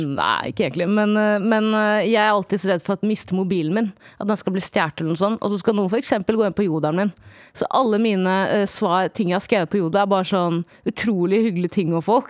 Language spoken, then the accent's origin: Norwegian; Stokke, Vestfold, Norway; jeg er fra Stokke